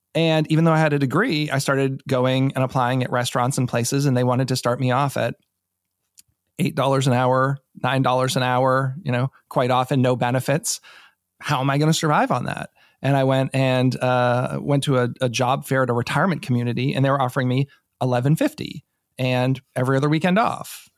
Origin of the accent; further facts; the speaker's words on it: New England, United States; now in Maryland, United States; I'm not from here. I'm from New England originally